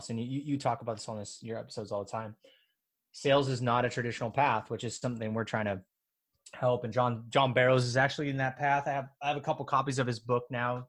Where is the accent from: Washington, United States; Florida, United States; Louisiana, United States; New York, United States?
Washington, United States; my hometown, which is one of the poorest zip codes in the state of Washington